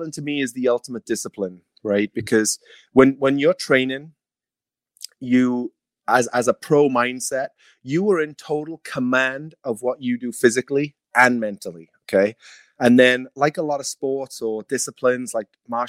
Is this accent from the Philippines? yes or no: no; Wales, United Kingdom; now in Clearwater, United States; I'm Welsh